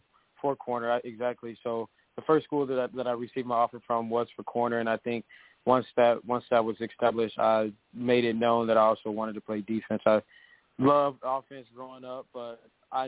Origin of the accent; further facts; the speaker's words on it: Cleveland, Ohio, United States; I grew up in the Cleveland area and grew up playing Little League sports there